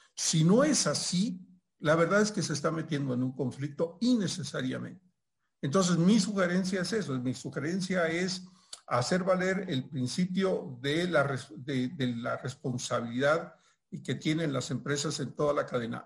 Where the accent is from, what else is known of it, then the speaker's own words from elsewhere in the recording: Mexico; acá en mi país, en México, donde estoy ahora por el tema de la pandemia